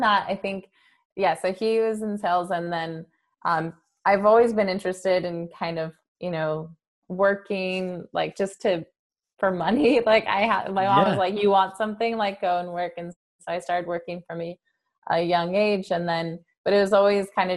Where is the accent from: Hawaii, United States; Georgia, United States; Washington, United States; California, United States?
California, United States; San Jose; I grew up in San Jose